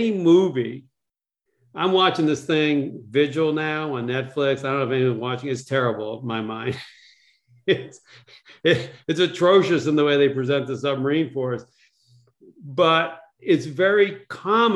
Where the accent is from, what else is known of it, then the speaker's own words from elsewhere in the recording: Massachusetts, United States; I was a geeky kid growing up in Massachusetts